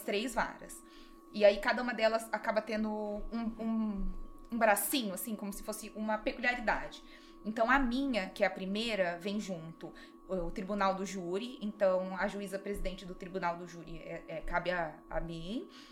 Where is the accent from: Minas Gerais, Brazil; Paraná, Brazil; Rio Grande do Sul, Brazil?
Paraná, Brazil; Londrina; moved away as an adult; also born or lived in Curitiba / São Paulo / Marília; now in Dracena, Brazil; eu sou de Londrina